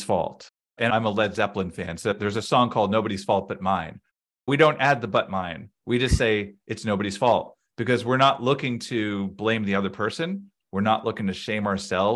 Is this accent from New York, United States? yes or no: no; Boston, Massachusetts, United States; I grew up in the Boston area